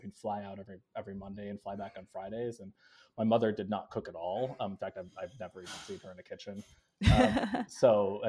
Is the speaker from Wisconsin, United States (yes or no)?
yes; Appleton, Wisconsin, United States; also born or lived in Southern California / Kenya; I was born in Southern California and then moved to Kenya when I was very young and lived there for several years. And then we moved to Appleton, Wisconsin, which is a paper mill town in northern Wisconsin in the early 90s.